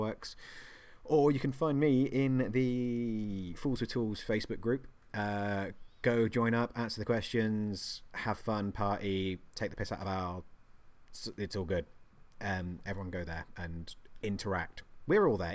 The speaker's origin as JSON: {"language": "English", "region": "England", "country": "United Kingdom", "said": "I'm English"}